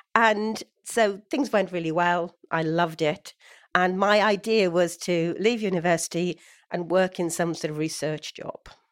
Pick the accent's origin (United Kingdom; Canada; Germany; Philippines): United Kingdom; Swansea, Wales; born or raised there; moved away